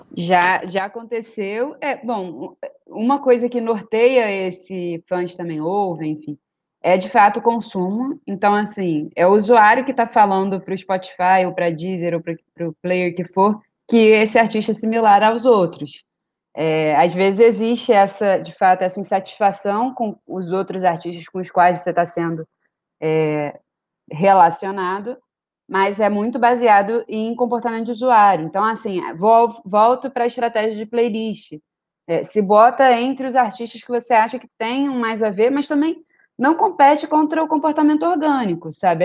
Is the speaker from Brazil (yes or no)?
yes; Niterói, Rio de Janeiro, Brazil; eu consigo ver quem de Niterói, que é minha terra